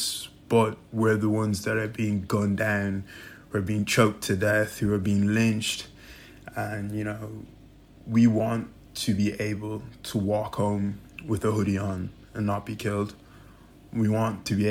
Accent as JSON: {"language": "English", "town": "Dublin", "region": "Leinster", "country": "Ireland", "said": "I'm from Dublin, Ireland"}